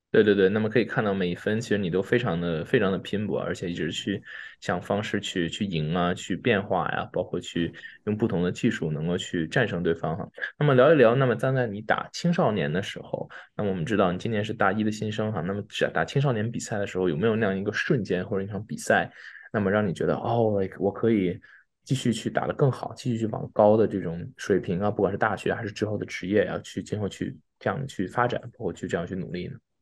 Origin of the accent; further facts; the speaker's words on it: Beijing, China; 大家知道我也是北京人